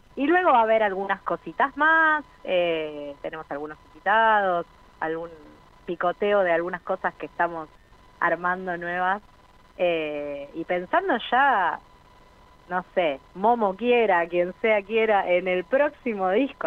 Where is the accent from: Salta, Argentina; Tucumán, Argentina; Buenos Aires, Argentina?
Buenos Aires, Argentina; para quienes somos de Buenos Aires